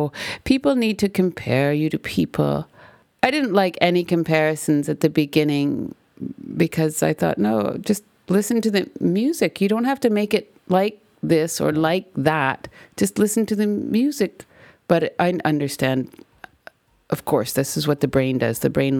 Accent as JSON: {"language": "English", "country": "Canada", "said": "Because I'm Canadian and I'm a female?"}